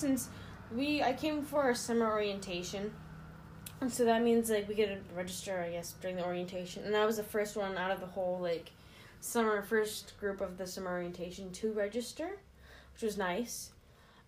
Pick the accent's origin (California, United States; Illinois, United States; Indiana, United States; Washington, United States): Washington, United States; Lynnwood; I'm from Linwood